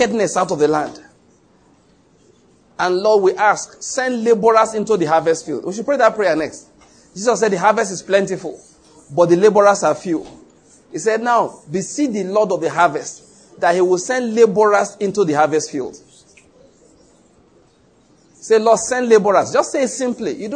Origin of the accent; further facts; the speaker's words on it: Ondo, Nigeria; moved away; also born or lived in Edo State / Lagos / Taraba State; I was born in Ondo State and I grew up there.